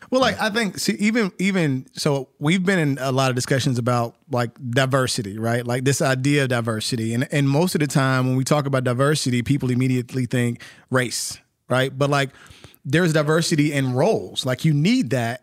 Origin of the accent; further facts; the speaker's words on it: North Carolina, United States; moved away as an adult; now in Atlanta, United States; I'm from North Carolina